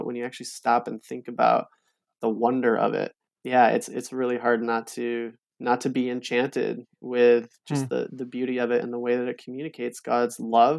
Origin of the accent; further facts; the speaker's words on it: Holland, Michigan, United States; it was growing up by Lake Michigan. Growing up in Holland, the lake was just a part of my story.